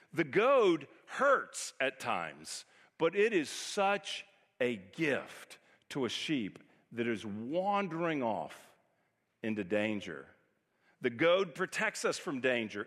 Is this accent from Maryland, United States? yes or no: no; Texas, United States; moved away as an adult; also born or lived in California; we're from Texas, moved to California. We lived out there almost twenty years, and now we've come back and been here almost twenty years